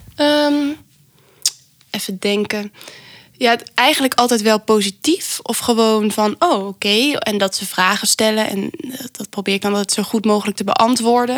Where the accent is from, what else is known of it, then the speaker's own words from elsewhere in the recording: Venlo, Limburg, Netherlands; moved away; ik kom oorspronkelijk uit Limburg.